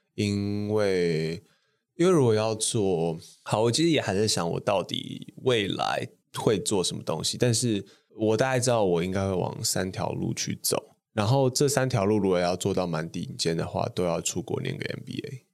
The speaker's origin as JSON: {"language": "Chinese", "region": "Taipei", "country": "Taiwan", "tie": "born or raised there", "said": "我家是出生那种就是一般的台北市那种小康家庭，就我从小就在东湖"}